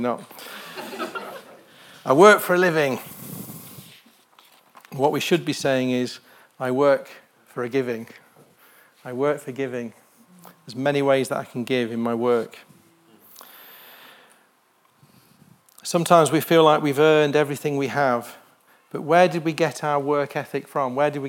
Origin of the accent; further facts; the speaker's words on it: United Kingdom; I was born in the United Kingdom